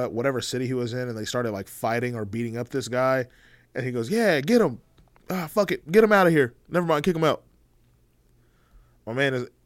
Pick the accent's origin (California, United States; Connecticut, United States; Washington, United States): Connecticut, United States; you know growing up in Connecticut